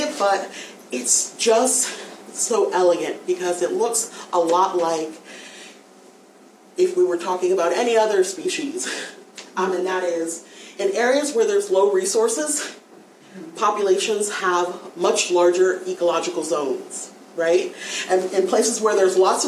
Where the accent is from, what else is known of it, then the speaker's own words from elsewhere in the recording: United States; us as Americans